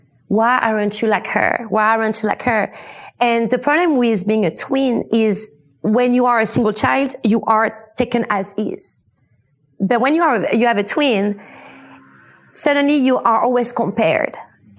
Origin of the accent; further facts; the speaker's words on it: United States; born there; English is a second language; I was born in America. My dad was a super cool musician, compositor, making quite amazing soundtracks. And he's kind of the one that had the master idea of making us as my twin and I, born in America.